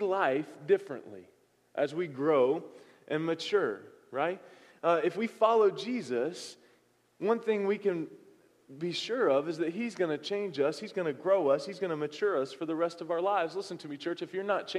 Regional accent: the South, United States; moved away; I'm from the South

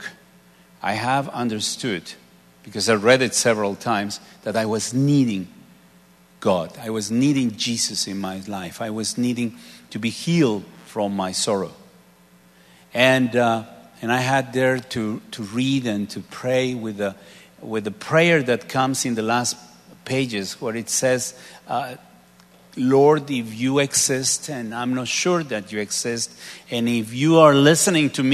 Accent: Mexico; moved away; a place maybe 450 miles away from my hometown

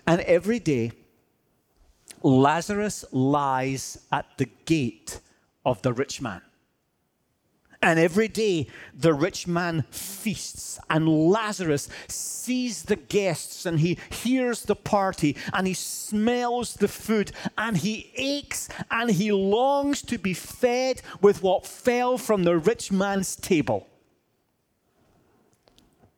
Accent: Scotland, United Kingdom; I'm Scottish

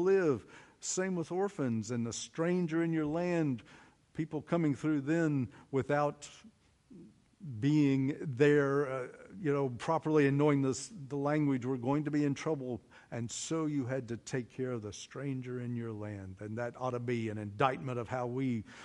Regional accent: Oklahoma, United States; I'm from Oklahoma

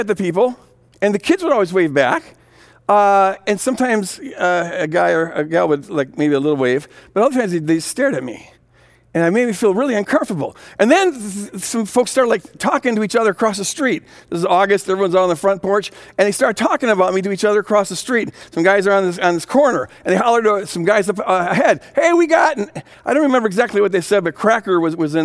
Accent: Minneapolis, Minnesota, United States; I come from Minnesota Nice, the Twin Cities up here

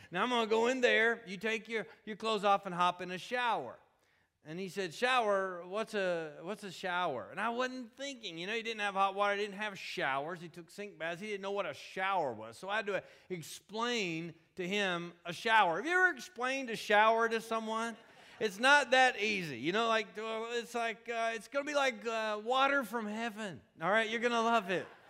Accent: Kentucky, United States; now in Atlanta, United States; we live in Atlanta, Georgia, and I'm from Kentucky

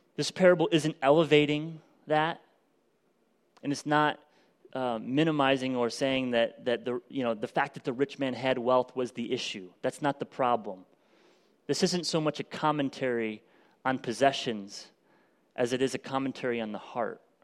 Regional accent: United States; American Christians who live in extreme

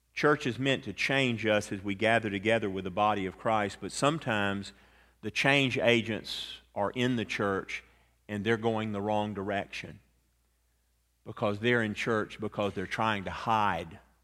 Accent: Atlanta, Georgia, United States; a lawyer friend of mine that I grew up with in Atlanta

